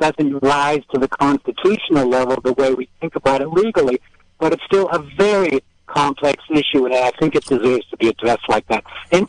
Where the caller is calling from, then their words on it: Mendocino, California, United States; I'm calling from Mendocino.